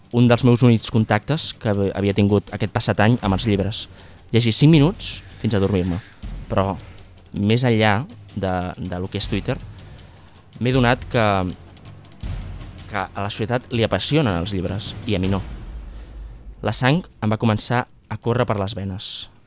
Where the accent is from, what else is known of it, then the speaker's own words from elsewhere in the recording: Aragon, Spain; Al meu poble d'Aragó, al riu, li diuen la playa.